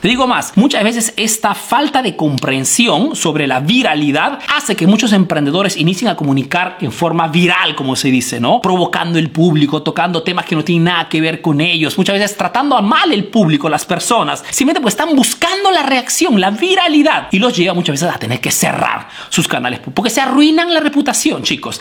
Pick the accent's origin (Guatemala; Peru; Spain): Peru; now in Italy